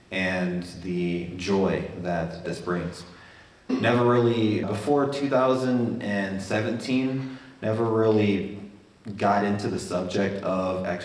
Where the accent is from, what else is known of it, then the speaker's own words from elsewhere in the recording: Wyoming, United States; born there; also born or lived in Florida; born in Wyoming.